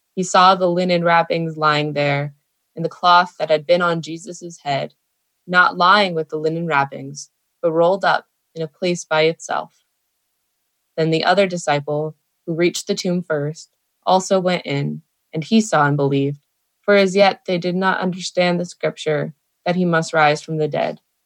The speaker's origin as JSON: {"language": "English", "town": "San Diego", "region": "California", "country": "United States", "tie": "born or raised there", "said": "I'm from Rancho Penasquitos here in San Diego. Um, I live with my parents"}